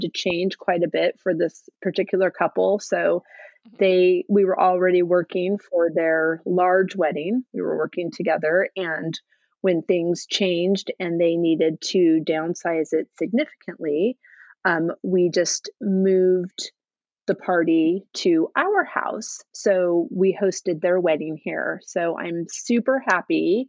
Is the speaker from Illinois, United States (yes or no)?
no; California, United States; moved away as an adult; also born or lived in Oregon / San Francisco Bay Area, California; now in Massachusetts, United States; growing up in California and going to school in Oregon and then moving back to California after school